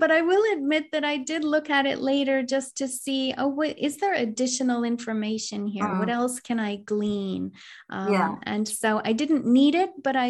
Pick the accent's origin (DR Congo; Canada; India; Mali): Canada; I know a little bit of French. I'm from Canada, but I from a different part of Canada where I didn't learn French, you know, fluently